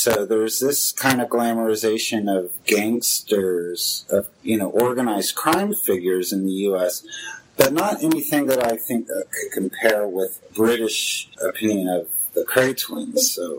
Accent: United States; It's hard for me to, as an American, you know, we have gangsters.

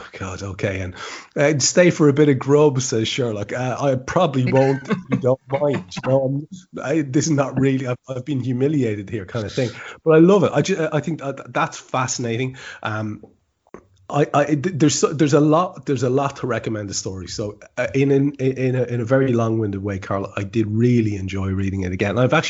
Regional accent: Ireland; As an Irishman

